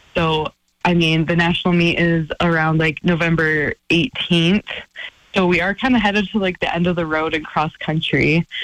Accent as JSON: {"language": "English", "town": "Missoula", "region": "Montana", "country": "United States", "tie": "born or raised there", "moved": "as an adult", "lives_now": "Flagstaff, United States", "said": "this is my hometown"}